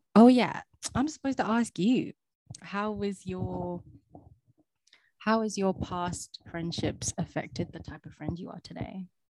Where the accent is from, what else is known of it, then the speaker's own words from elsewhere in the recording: London, United Kingdom; moved away as an adult; I am from Southeast London